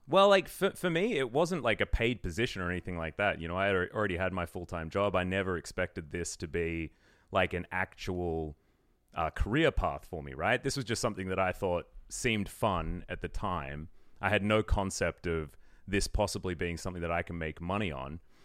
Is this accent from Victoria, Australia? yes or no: yes; Melbourne, Victoria, Australia; moved away as an adult; also born or lived in Sydney; I'm originally from Melbourne.